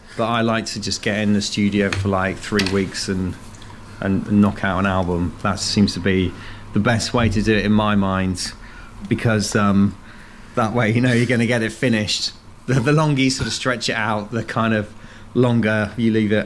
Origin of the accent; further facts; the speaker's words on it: Worcester, West Midlands, United Kingdom; moved away as an adult; also born or lived in Cardiff / Bristol; now in London, United Kingdom; I'm originally I was born in Worcester